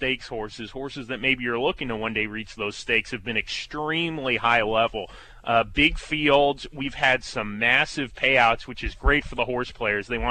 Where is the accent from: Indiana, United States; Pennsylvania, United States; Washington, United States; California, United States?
California, United States; moved away; I'm far away from Kansas, so to speak, because I'm from California.